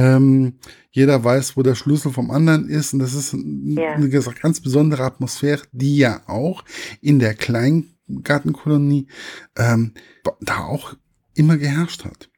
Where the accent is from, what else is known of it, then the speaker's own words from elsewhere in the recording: Giessen, Hesse, Germany; ich komme ja hier aus Gießen, Marburg